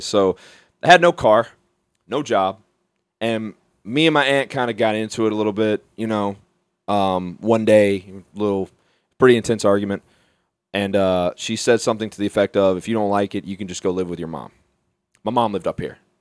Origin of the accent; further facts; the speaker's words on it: Mobile, Alabama, United States; now in Beaver County, Pennsylvania, United States; Mobile is where I'm from